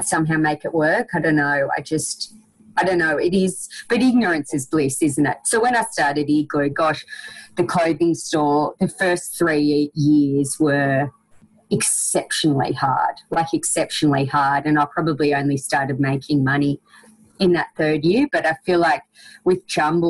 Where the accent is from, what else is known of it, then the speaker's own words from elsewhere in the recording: Orange, New South Wales, Australia; And I'm from Orange. I grew up here, which is Central West New South Wales.